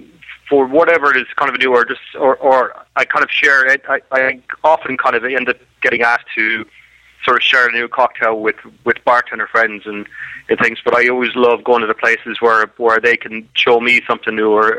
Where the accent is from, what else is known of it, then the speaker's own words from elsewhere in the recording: Ireland; From the south. So I'm actually far more interested in rugby than I am in soccer.